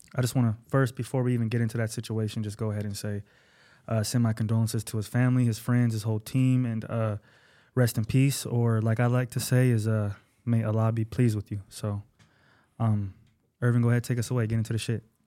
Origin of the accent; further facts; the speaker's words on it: Bay Area, California, United States; I'm not from Los Angeles. I'm a Bay Area native. I'm Northern Cali